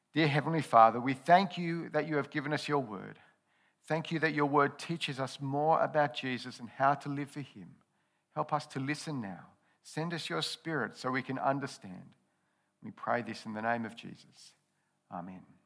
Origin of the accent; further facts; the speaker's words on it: Australia; I've been an Australian citizen all my life. I've grown up and enjoyed the benefits of living in Aus-, Australia.